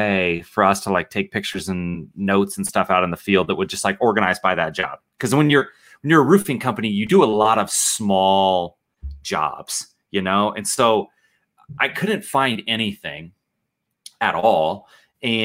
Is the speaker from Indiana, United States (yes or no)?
no; Nebraska, United States; I am from Nebraska